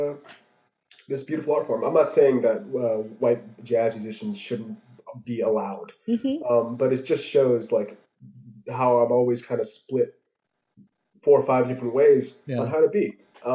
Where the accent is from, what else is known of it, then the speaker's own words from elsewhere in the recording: United States; I'm an American kid. Like I grew up here